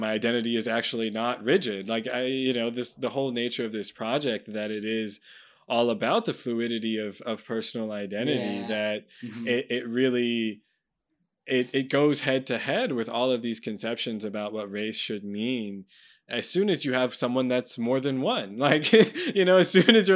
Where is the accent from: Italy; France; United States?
United States; as an American